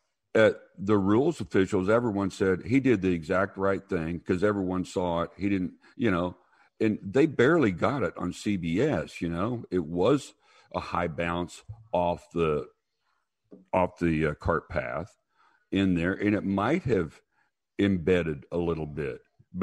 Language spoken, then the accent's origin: English; United States; now in Galveston, United States; I grew up outside of Kansas City on a farm.